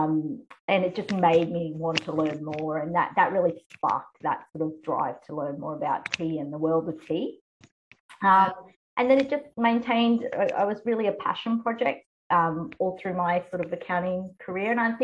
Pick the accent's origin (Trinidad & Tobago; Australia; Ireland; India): Australia; also born or lived in Taiwan / United Kingdom; I am actually an Australian, a Taiwanese Australian adoptee. So my parents are of a Western background